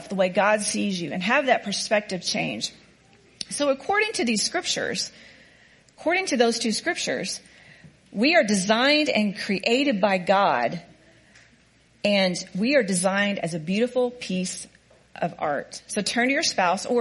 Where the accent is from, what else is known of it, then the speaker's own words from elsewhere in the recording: Oklahoma, United States; I'm a hick from Oklahoma